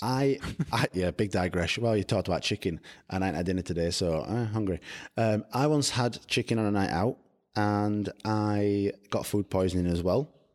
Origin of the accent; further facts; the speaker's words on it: United Kingdom; also born or lived in London; I come from Barnes, as you said, it's, we're one hundred and eighty miles away from London.